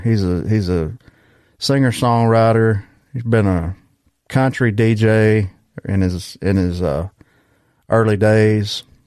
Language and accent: English; Geraldine, Alabama, United States; I'm from a small town in Alabama too